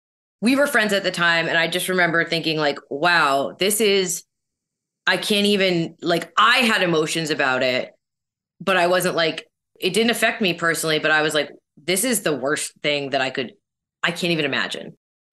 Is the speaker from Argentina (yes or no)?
no; Canada; you know, as a Canadian, like still aspects of that.